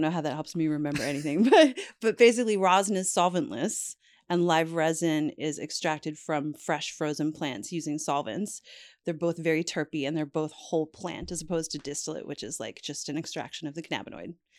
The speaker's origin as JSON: {"language": "English", "country": "Canada", "said": "I'm Canadian"}